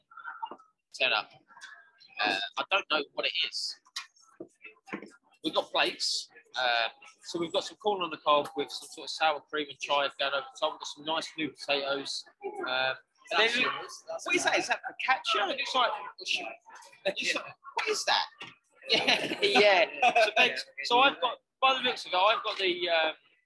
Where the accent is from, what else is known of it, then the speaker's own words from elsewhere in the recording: Essex, East of England, United Kingdom; moved away; also born or lived in London; I'm from Essex